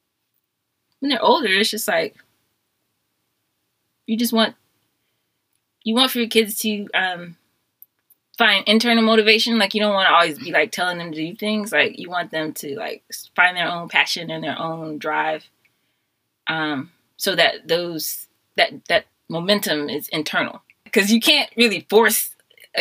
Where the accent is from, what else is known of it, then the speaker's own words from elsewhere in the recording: Atlanta, Georgia, United States; my parents moved to Atlanta from Los Angeles the year before I was born